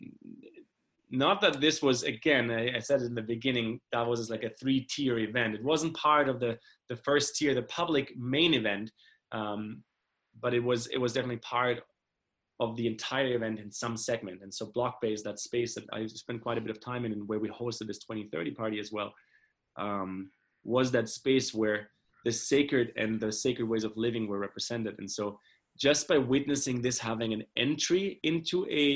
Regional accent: Germany; moved away; this world I grew up in Germany is, you know, it's very privileged

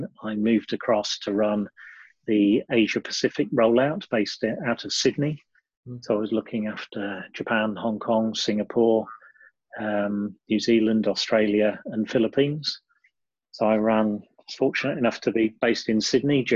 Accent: Lincolnshire, East Midlands, United Kingdom; moved away as an adult; also born or lived in Sheffield; Born and bred in Lincolnshire, I left home after a very conservative background to do my degree in 1988

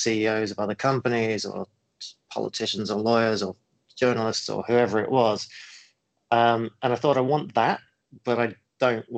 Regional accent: Cambridge, East of England, United Kingdom; moved away as an adult; also born or lived in New Zealand; now in Singapore; I actually grew up more in the UK

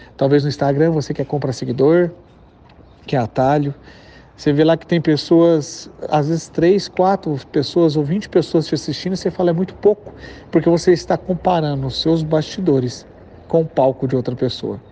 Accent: interior of Minas Gerais, Brazil; accent: rolled/strong R of Minas; eu sou de Minas, então eu puxo muito R. E além de ser do interior de Minas

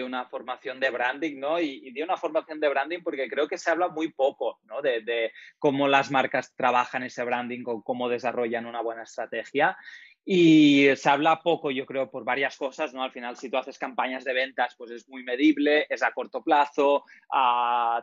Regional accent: Menorca, Balearic Islands, Spain; now in Valencia, Spain; estoy ahora mismo viviendo en Valencia, lo que soy de Menorca

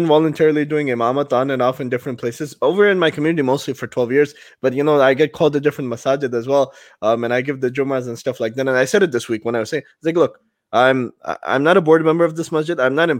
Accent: Pakistan; You're from Puerto Rico. We're from Pakistan, stuff like that.

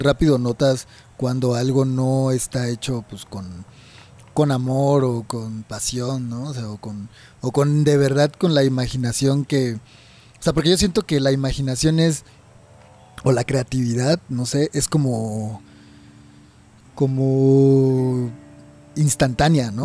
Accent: Chiapas, Mexico; now in Mexico City, Mexico; Yo soy de Chiapas también

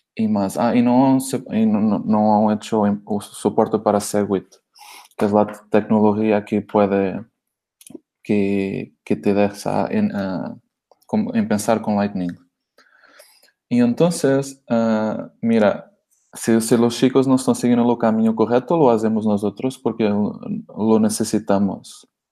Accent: Portugal; Spanish is a second language; moved away as an adult; now in Barcelona, Spain; soy portugués, que vivo en España, en Barcelona, hace, hace cuatro años ya

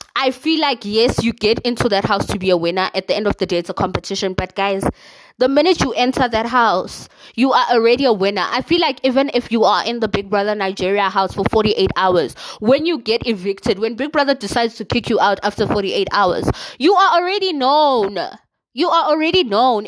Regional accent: South Africa; I am South African, okay? Proudly South African

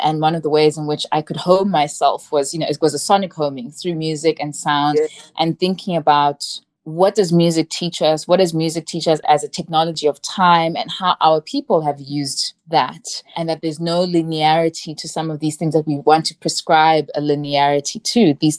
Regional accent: Zimbabwe; I'm from Zimbabwe

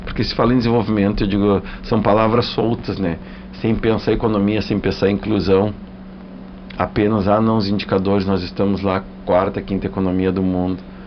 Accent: Rio Grande do Sul, Brazil; eu sou gaúcho

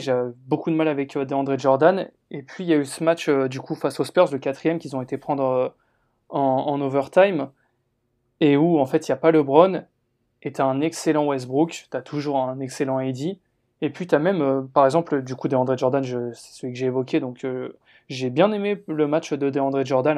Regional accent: France; nous en tant que Français

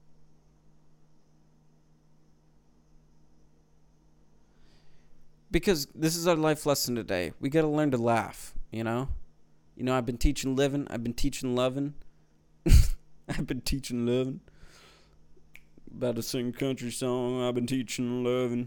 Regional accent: Delaware County, Pennsylvania, United States; accent: Philly; Delco. I'm from Delco.

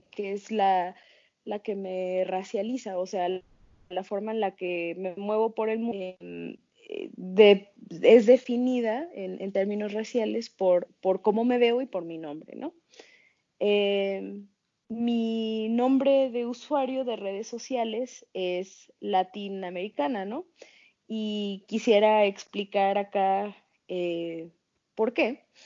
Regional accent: Mexico; also born or lived in United States; en México, bueno, sí soy mexicana

